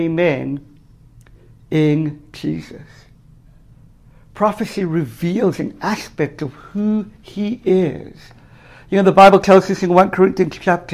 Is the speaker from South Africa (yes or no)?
yes; South Africa; moved away; I grew up in South Africa, in apartheid South Africa for the first half of my life